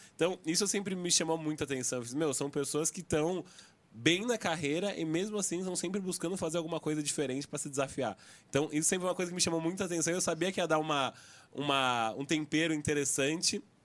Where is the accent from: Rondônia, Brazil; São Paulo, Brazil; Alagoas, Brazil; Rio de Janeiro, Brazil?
São Paulo, Brazil; accent: paulista; Único paulista. Então, meu sotaque tá. tá assim, o pior da mesa aqui, o mais anasalado